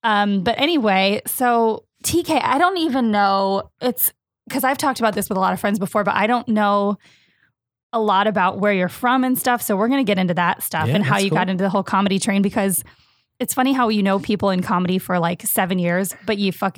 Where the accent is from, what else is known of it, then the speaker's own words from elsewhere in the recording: Stoughton, Wisconsin, United States; moved away; also born or lived in Chicago; I'm from Wisconsin. I didn't know that. Stoughton, Wisconsin. Shout out to Stoughton.